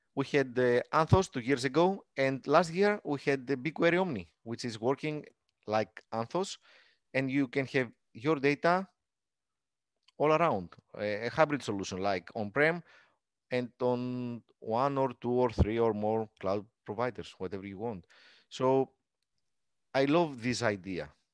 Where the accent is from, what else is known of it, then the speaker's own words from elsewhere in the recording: Greece; English is a second language; attend the meetups in my hometown.